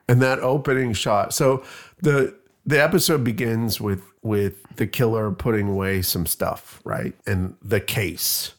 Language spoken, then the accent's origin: English; Canada; now in Bloomington, United States; I'm Canadian